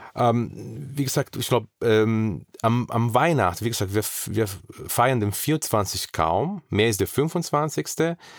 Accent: South Region, Brazil; German is a second language; moved away as an adult; now in Germany; ich komme mehr aus Süden

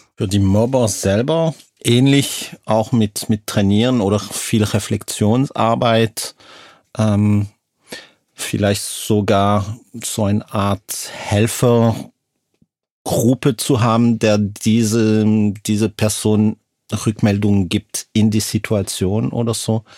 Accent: Lausanne, Vaud, Switzerland; moved away; komme aus Lausanne aus der Schweiz.

